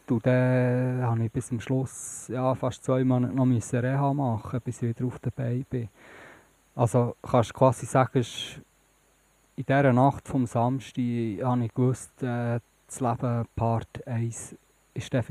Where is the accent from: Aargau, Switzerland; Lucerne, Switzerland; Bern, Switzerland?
Bern, Switzerland; Ich komme von Bern, von der Stadt selber.